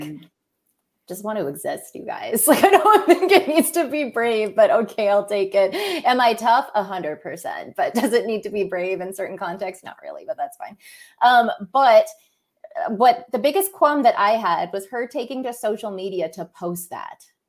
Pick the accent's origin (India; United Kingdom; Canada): Canada; Alberta; my hometown i grew up in like a small very white privileged town in alberta